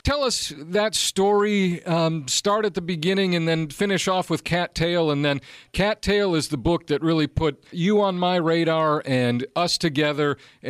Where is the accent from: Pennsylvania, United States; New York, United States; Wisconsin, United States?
Wisconsin, United States; moved away as an adult; now in Florida, United States; I'm born and raised in Wisconsin.